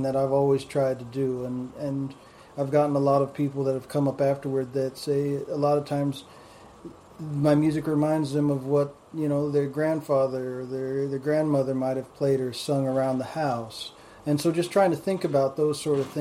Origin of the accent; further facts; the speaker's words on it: Southwest, United States; not being from the South, I'm from the Southwest